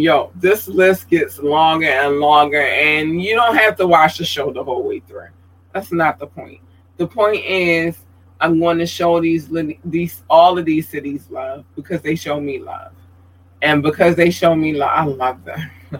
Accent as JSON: {"language": "English", "town": "Baltimore", "region": "Maryland", "country": "United States", "tie": "born or raised there", "also_born_or_lived": "North Carolina", "said": "That's my home state, if you didn't know. I was born there, and then I was raised in Baltimore."}